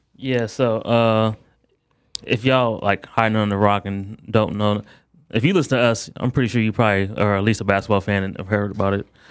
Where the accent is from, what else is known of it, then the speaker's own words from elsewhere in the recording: Akron, Ohio, United States; my hometown